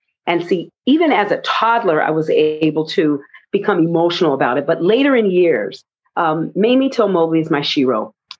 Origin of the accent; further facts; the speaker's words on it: Omaha, Nebraska, United States; she came to my hometown, Omaha, Nebraska.